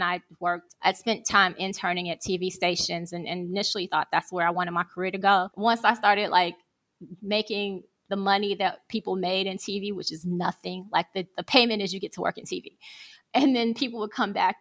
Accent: Chicago, Illinois, United States; moved away as an adult; also born or lived in Atlanta, Georgia; now in Rome, Italy; I'm from Chicago, Illinois, and I moved abroad when I was 42

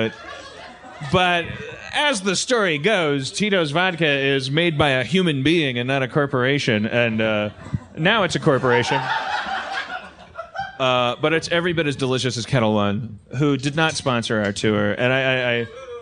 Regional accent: California, United States; I'm from California, I love California.

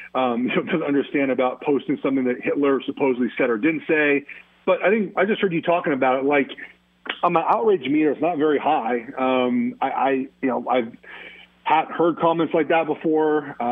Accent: Los Angeles, California, United States; I'm from Los Angeles.

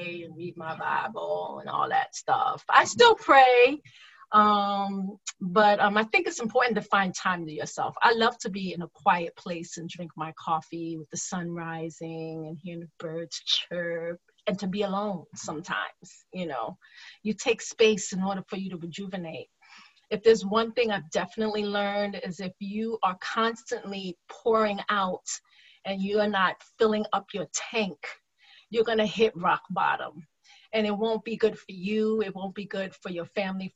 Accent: New York, United States; moved away; I grew up in New York

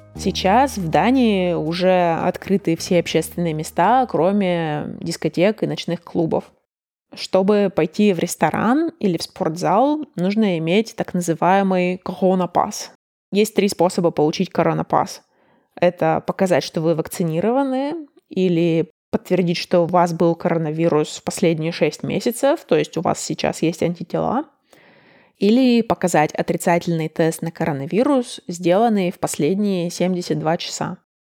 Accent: Russia; moved away as an adult; also born or lived in Chicago, United States; now in Denmark; между Чикаго и Москвой или Чикаго и моим родным городом было 9 или 11 часов разницы во времени

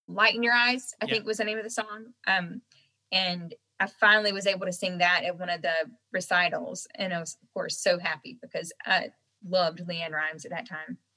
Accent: the South, United States; accent: Southern; Um, and so at that point in time, though, I had a really thick Southern accent.

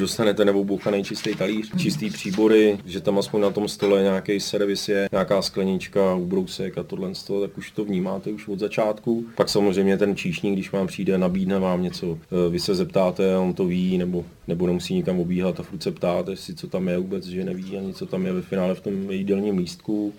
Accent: Liberec, Liberec Region, Czechia; moved away; also born or lived in Austria; jsem se tam narodil a to město mám hrozně rád a vždycky se tam rád vracím

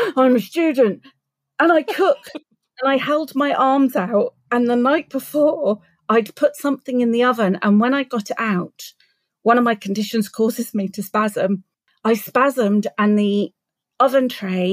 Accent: Southampton, South East England, United Kingdom; Southampton, my hometown.

